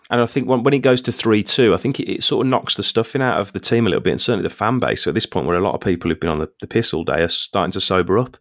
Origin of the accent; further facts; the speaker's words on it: England, United Kingdom; I'm English